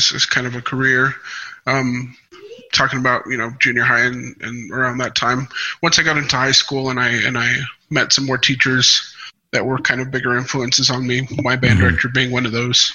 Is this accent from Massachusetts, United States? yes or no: no; Portales, New Mexico, United States; first language Spanish; English is a second language; also born or lived in Albuquerque, New Mexico; I was born in Albuquerque. And then shortly thereafter moved to Portales. And I kind of grew up there.